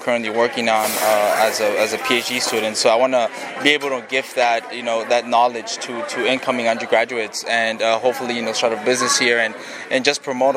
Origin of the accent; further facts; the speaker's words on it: McAllen, Texas, United States; I am from McAllen, Texas, born and raised